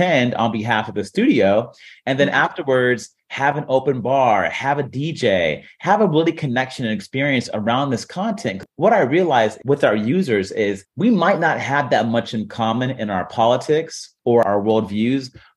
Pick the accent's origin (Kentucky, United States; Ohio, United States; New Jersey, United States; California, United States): Ohio, United States; Warren; I'm from Warren, Ohio.